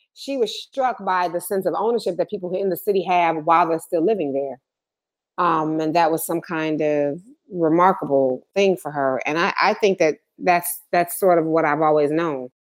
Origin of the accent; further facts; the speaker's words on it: Detroit, Michigan, United States; also born or lived in Ann Arbor, Michigan; growing up in Detroit